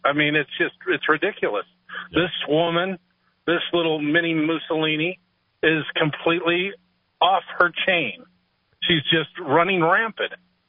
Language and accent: English; Bay Area, California, United States; now in Rio Rancho, United States; That's where I live. I'm from the Bay Area.